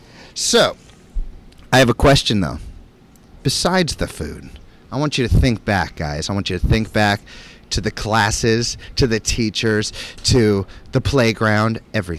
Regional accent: Florida, United States; moved away; I'm from Florida. I used to live there.

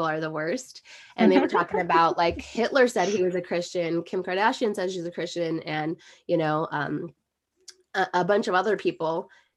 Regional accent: Globe, Arizona, United States; our small hometown of Globe, Miami, Arizona

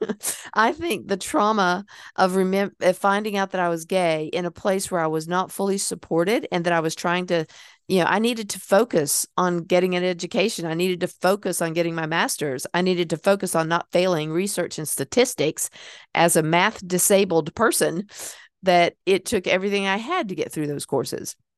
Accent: Hickory, North Carolina, United States; moved away as an adult; I wouldn't have been able to move out of Hickory, North Carolina and become the person that I was going to be because I needed that time away from my hometown

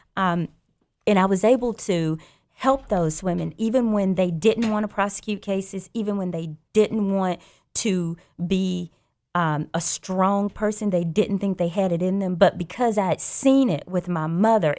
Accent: Birmingham, Alabama, United States; also born or lived in Louisiana; I grew up here in Birmingham. I grew up in the Inslee area, actually, and I graduated from Ramsey

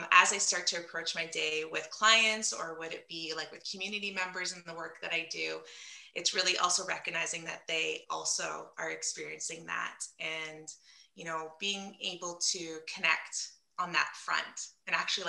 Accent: London, Ontario, Canada; I'm from London, Ontario, Canada

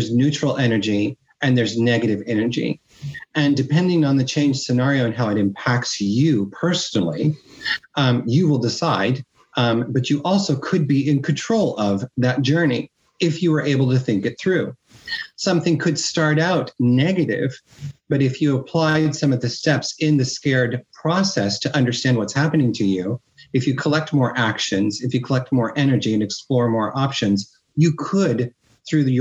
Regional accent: Midwest, United States; moved away as an adult; also born or lived in Miami, United States; now in Spain; my environment where I grew up in the Midwest

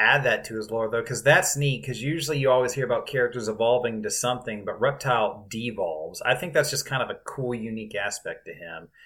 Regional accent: South Carolina, United States; when I was growing up in South Carolina

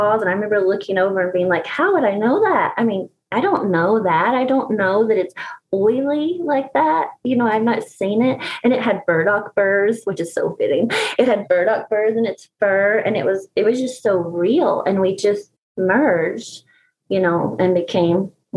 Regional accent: East Tennessee, United States; I'm from East Tennessee in the Appalachian Mountains, and we have bears here

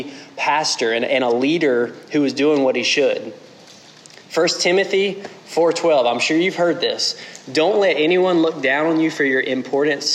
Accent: South Central Georgia, United States; moved away; I'm from South Central Georgia.

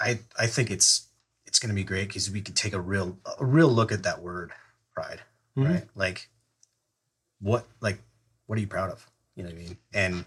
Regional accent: United States

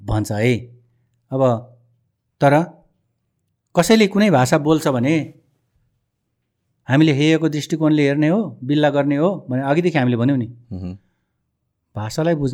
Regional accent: Nepal

